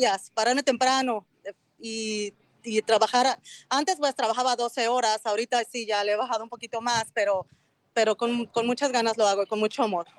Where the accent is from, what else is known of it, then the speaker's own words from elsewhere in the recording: Mexico City, Mexico; now in Anaheim, United States; Soy de la Ciudad de México